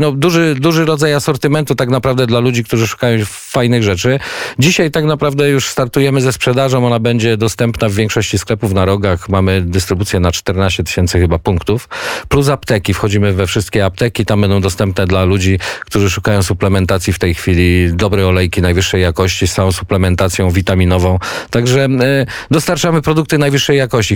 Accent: near Kielce, Świętokrzyskie Voivodeship, Poland; Wychowywałem się na polach konopnych pod Kielcami

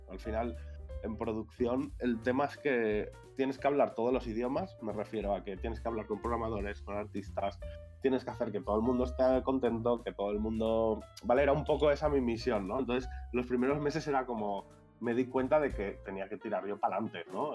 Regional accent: Valencia, Valencian Community, Spain; now in Barcelona, Spain; Yo soy de Valencia, pero vivo en Barcelona hace un montón.

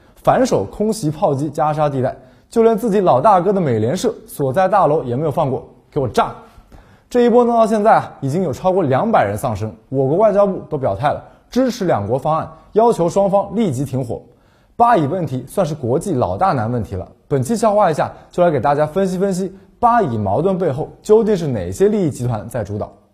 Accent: China; 作为中国人

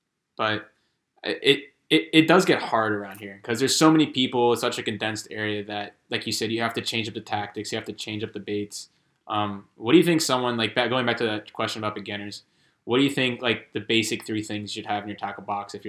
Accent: Hershey, Pennsylvania, United States; from Lebanon County, Hershey, Pennsylvania.

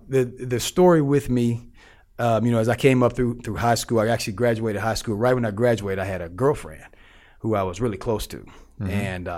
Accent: St. Louis, Missouri, United States; You know, I'm from St. Louis. You know, St. Louis is the hood.

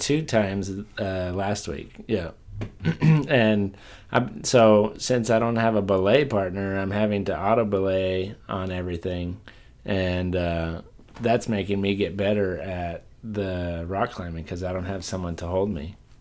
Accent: Port Isabel area, South Texas, United States; born or raised there; now in Houston, United States

